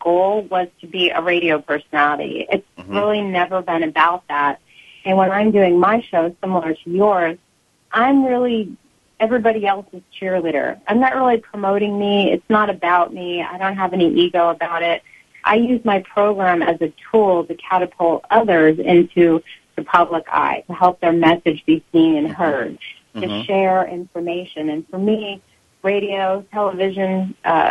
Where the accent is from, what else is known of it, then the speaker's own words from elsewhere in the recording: Alaska, United States; moved away; also born or lived in Arizona; Growing up in Alaska with my mom